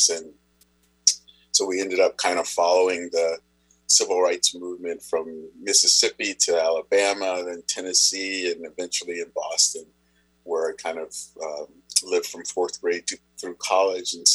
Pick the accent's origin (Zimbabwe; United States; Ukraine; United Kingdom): Zimbabwe; born there; So, I, I was born in Zimbabwe.